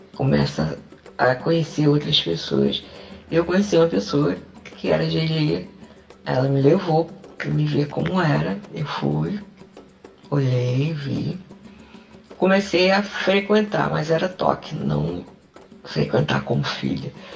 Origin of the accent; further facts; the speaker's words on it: Rio de Janeiro, Brazil; now in João Pessoa, Brazil; Sou do Rio de Janeiro, mas normalmente estou morando em João Pessoa.